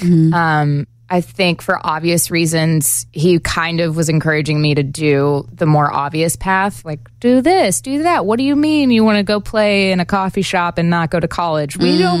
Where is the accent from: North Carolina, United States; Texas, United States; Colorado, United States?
Texas, United States; also born or lived in Carolina / Memphis / New York; I'm originally from Texas.